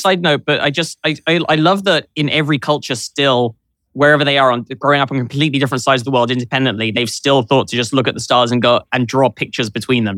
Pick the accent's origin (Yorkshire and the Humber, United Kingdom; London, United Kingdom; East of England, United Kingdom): London, United Kingdom; now in New York, United States; I grew up in London